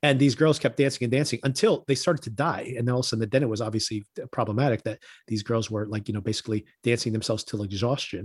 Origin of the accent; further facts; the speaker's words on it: Newark, New Jersey, United States; I grew up in Newark